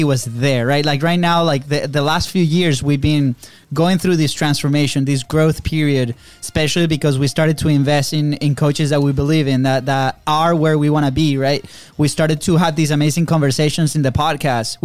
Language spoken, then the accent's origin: English; Venezuela; moved away as an adult; now in United States; we grew up in Venezuela. Third world country